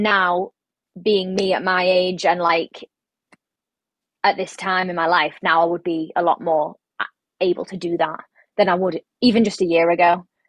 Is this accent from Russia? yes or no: no; England, United Kingdom; I'm from England.